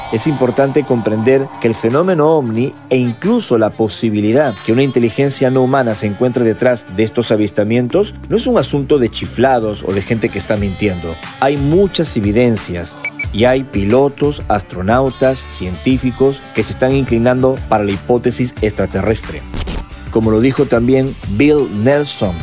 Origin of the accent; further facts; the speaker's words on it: Peru; mi país en Perú en el verano de 1988